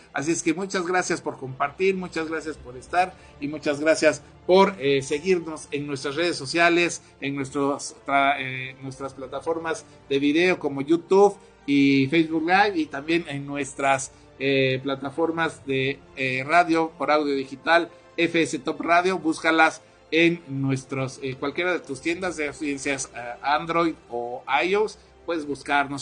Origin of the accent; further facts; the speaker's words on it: Ciudad del Carmen, Campeche, Mexico; nuestros queridísimos paisanos ahí en Ciudad del Carmen, de donde yo soy, soy Carmelita